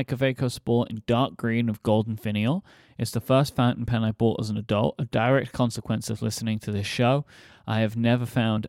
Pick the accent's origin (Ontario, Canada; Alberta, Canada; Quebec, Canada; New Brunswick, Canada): Alberta, Canada; Red Deer; Moreover, I found it at this magical place I never even knew existed in my hometown, something called an independently owned stationery store. The now long departed Williams Stationery in Red Deer, Alberta, Canada.